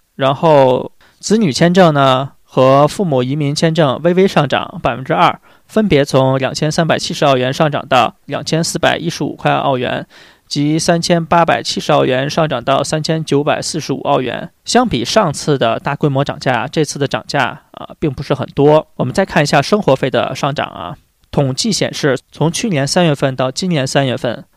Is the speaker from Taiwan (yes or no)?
no; China; 我们中国人